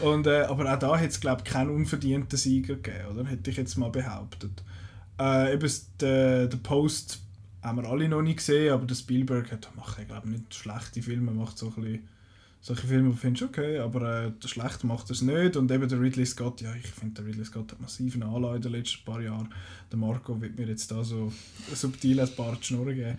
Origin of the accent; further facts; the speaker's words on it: Switzerland; wir als Schweizer Kinogänger